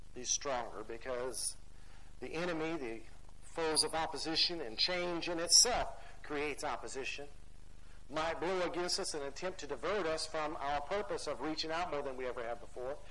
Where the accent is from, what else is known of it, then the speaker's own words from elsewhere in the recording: United States; as American Christians